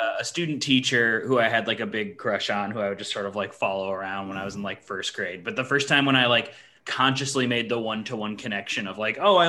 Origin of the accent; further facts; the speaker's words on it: Chicago, Illinois, United States; also born or lived in Missouri; I grew up in like suburban Chicago